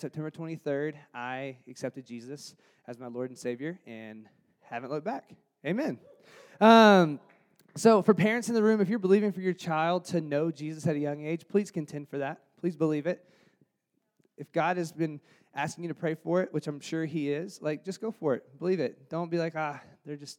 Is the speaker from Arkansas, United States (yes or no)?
yes; Jonesboro, Arkansas, United States; I grew up in Jonesboro, Arkansas, which is the northeast corner of Arkansas near Memphis, Tennessee